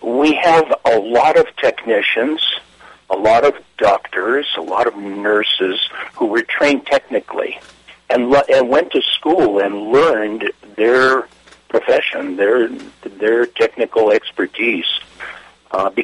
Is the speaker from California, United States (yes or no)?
yes; Los Angeles, California, United States; I grew up in East L.A. As part of a Russian community